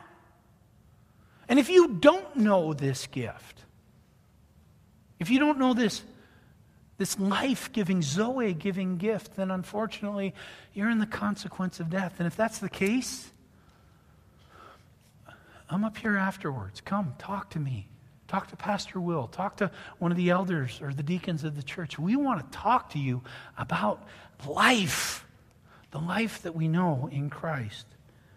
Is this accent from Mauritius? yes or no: no; Canada; also born or lived in near Ottawa, Canada; now in United States; I'm Canadian